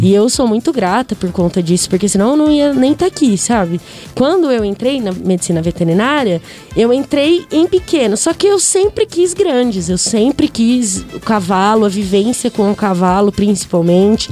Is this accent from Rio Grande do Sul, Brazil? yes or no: no; Bauru, São Paulo, Brazil; moved away as an adult; now in Garça, Brazil; sou de Bauru, natural de Bauru, mas é, por causa da faculdade eu moro aqui em Garça